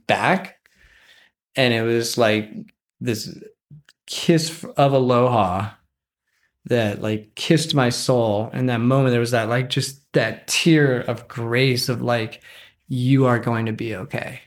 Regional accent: Wyoming, United States; I grew up near one of the largest wilderness areas in Wyoming, and it borders Yellowstone National Park.

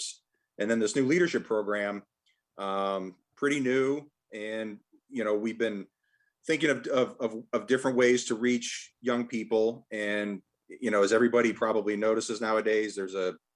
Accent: Massachusetts, United States; growing up in Massachusetts

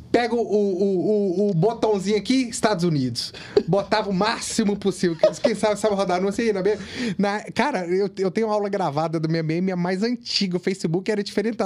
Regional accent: Ipatinga, Minas Gerais, Brazil; now in Vila Velha, Brazil; eu vim do interior, eu vim de Patinga

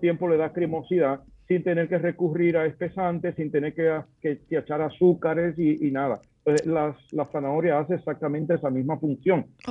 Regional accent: Dominican Republic; moved away as an adult; also born or lived in Madrid, Spain; como dominicano yo puedo encontrar plátanos en España, en Madrid

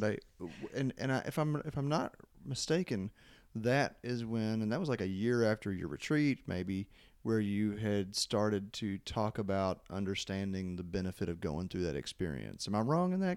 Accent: Louisville, Kentucky, United States; I was from Louisville

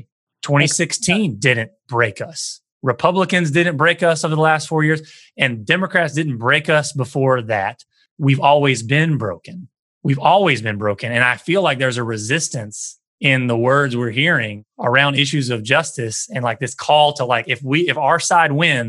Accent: the American South, United States; I grew up in the American South

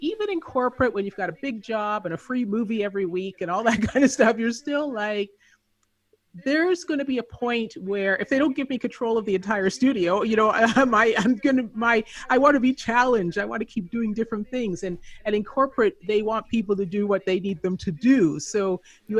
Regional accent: Canada; moved away as an adult; also born or lived in Southern California / Philippines / Colombia / Chile; I grew up in Canada, so I joined the Canadian Foreign Service

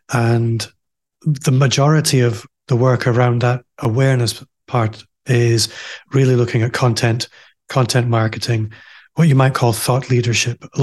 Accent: Aberdeen, Scotland, United Kingdom; moved away as an adult; now in Glasgow, United Kingdom; I'm also from Aberdeen, as you might be able to tell if you're listening. I left Aberdeen a couple of years ago. I live in Glasgow now.

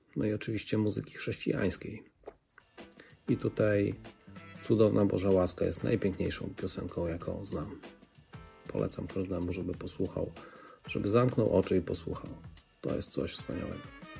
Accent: a village near Kraśnik, Lublin Voivodeship, Poland; Jestem e, z wsi pod Kraśnikiem

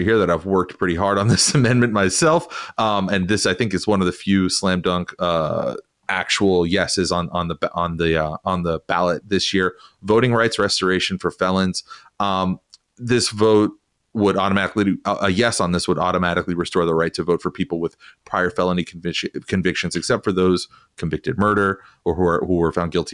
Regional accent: Las Vegas, Nevada, United States; moved away; I come from Nevada, I come from Vegas

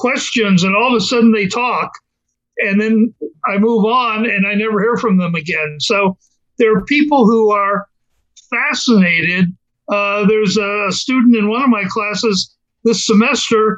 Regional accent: Washington, District of Columbia, United States; also born or lived in Maryland; now in Florida, United States; I grew up in Washington, D.C.

